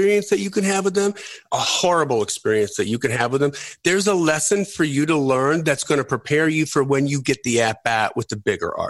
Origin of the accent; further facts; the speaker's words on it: Wisconsin, United States; now in Nashville, United States; their version of Delvin, Wisconsin, where I came from